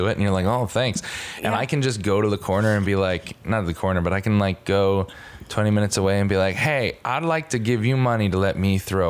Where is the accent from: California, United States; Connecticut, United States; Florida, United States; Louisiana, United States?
Connecticut, United States; So I'm from Connecticut.